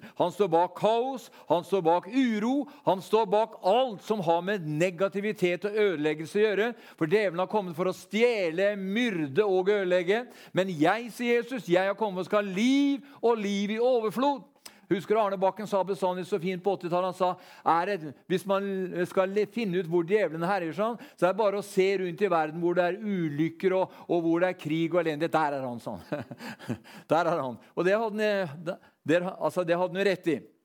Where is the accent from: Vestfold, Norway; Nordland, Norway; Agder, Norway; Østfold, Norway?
Østfold, Norway; Sarpsborg; Når vi var guttunger, så vokste vi opp eh, nede på Alvim